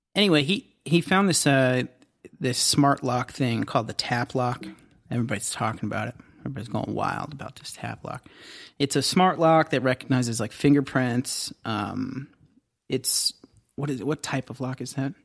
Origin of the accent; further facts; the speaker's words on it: Southern Ohio, United States; Growing up in Southern Ohio